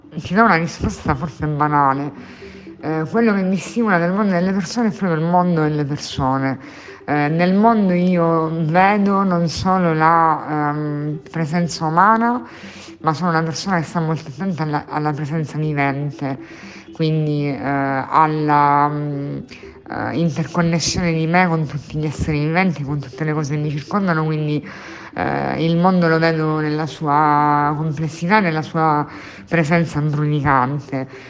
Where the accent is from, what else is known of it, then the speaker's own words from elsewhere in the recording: Catania, Sicily, Italy; moved away as an adult; also born or lived in Spain; now in Catania, Italy; Sono catanese di nascita, nonna di generazioni.